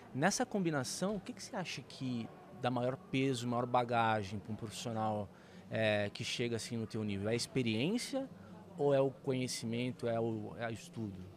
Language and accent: Portuguese; Santos, São Paulo, Brazil; eu já nasci em Santos, aqui em São Paulo